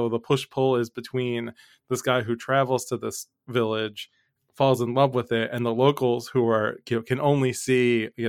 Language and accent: English; Philadelphia, Pennsylvania, United States; we're from Philly